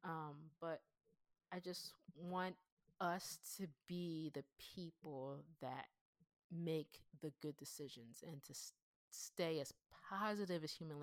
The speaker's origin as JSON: {"language": "English", "region": "Pennsylvania", "country": "United States", "tie": "born or raised there", "accent": "Pennsylvanian", "said": "I sound like a Pennsylvanian black girl who was raised in the WAC suburbs"}